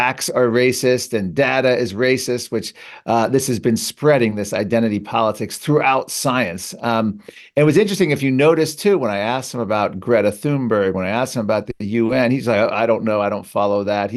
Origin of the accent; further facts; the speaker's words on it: Virginia, United States; my home state of Virginia